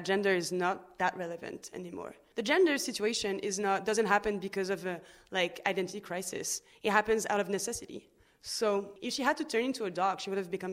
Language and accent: English; Lille, Hauts-de-France, France; English is a second language; now in Paris, France; I was born in Lille, in the north of France, but I've traveled a little bit around France, and now I've been living in Paris for 12 years.